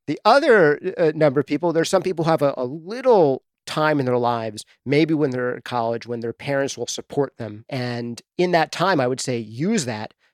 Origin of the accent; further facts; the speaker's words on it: Dobbs Ferry, New York, United States; moved away as an adult; also born or lived in Bronx, New York; now in New Hampshire, United States; I grew up in New York, just outside of the city, in a little town called Dobbs Ferry, New York